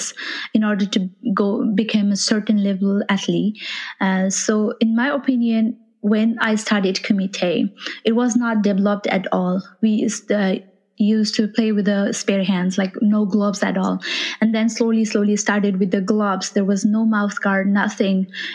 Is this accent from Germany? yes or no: no; Nepal; I'm from Nepal, is where you have Mount Everest there